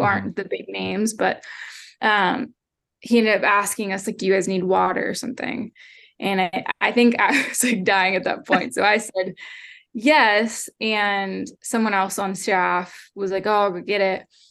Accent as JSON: {"language": "English", "town": "Hershey", "region": "Pennsylvania", "country": "United States", "tie": "born or raised there", "also_born_or_lived": "Lynchburg, Virginia", "moved": "as an adult", "lives_now": "Ohio, United States", "said": "I grew up in Hershey, Pennsylvania"}